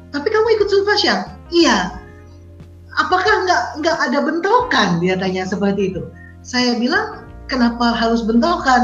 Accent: Indonesia; Saya, eh, Chinese Indonesian, tapi saya sudah tidak bisa berbahasa Mandarin lagi.

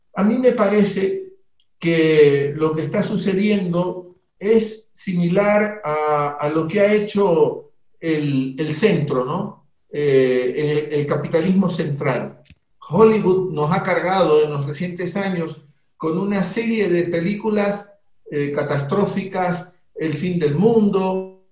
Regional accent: Guayaquil, Guayas, Ecuador; en Guayaquil, la ciudad mía, yo soy guayaquileño, una ciudad muy grande en el Ecuador

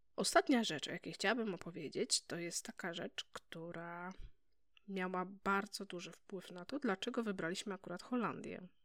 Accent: Poland; moved away as an adult; Chcieliśmy lepszej przyszłości dla naszych dzieci, dlatego wyjechaliśmy z Polski

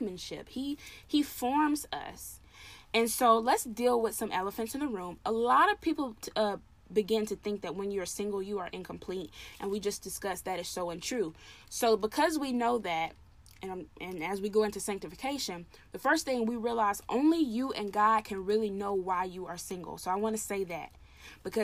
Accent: the South, United States; I'm Southern. I'm from the South. I say y'all

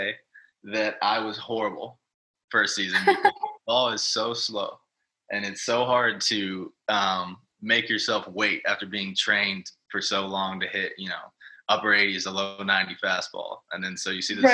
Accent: Texas, United States; now in Richmond, United States; I'm from Texas originally

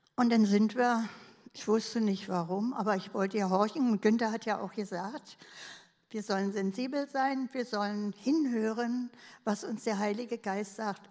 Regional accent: Berlin, Germany; ich bin ja Berlinerin

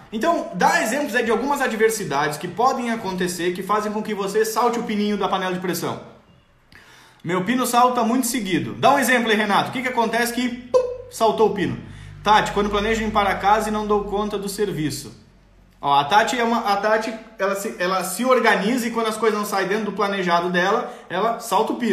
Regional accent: Rio Grande do Sul, Brazil; eu nasci no Rio Grande do Sul, me criei no Rio Grande do Sul, eu tomo chimarrão até hoje.

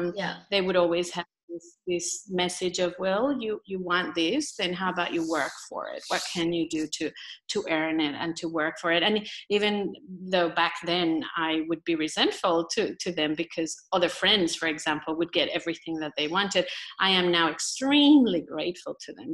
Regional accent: Colombia; moved away as an adult; now in Australia; growing up in Colombia

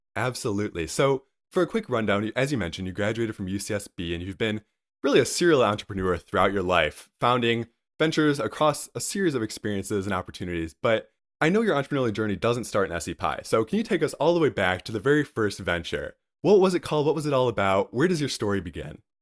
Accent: Northville, Michigan, United States; also born or lived in Ann Arbor, Michigan; I'm from Northville, Michigan, which is about 20, 30 minutes away.

